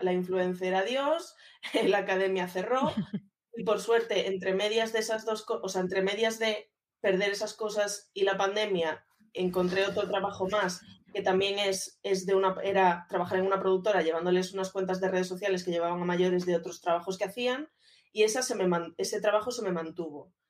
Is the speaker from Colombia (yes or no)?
no; A Coruña, Galicia, Spain; moved away as an adult; now in Madrid, Spain; soy una chica de 31 años que va a cumplir 32 ya, que soy de Coruña